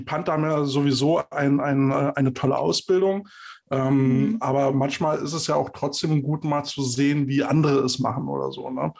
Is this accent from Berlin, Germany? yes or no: yes; Berlin, Germany; ich bin Berliner.